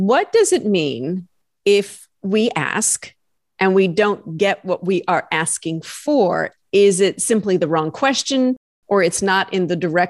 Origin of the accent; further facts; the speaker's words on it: Pekin, Illinois, United States; part of my life, I grew up in Pekin, Illinois, so not too far away.